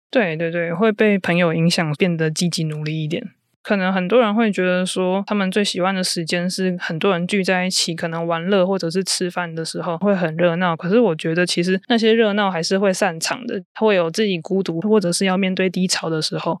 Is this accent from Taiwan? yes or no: yes; southern Taiwan, Taiwan; moved away as an adult; also born or lived in Taipei; now in northern Taiwan; 我现在是在北部工作，那我是南部人